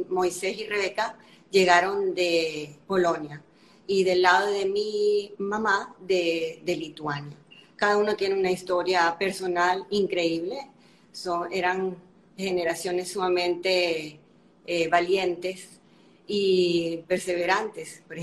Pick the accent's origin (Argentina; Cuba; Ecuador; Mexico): Cuba; born there; Sí, yo nací en Cuba en 1953 y mis padres, Máximo y Sarita, también nacieron en Cuba.